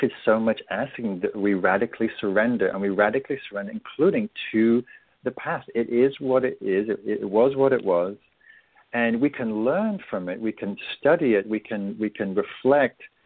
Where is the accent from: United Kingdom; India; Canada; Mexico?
United Kingdom; England; I'm English